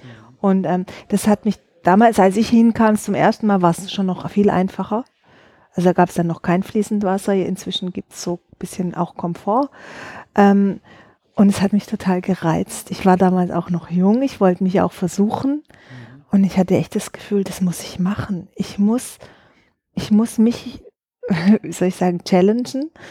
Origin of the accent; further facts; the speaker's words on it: Southern Germany, Germany; Also ich bin in Süddeutschland groß geworden, habe äh, in Stuttgart äh, Innenarchitektur studiert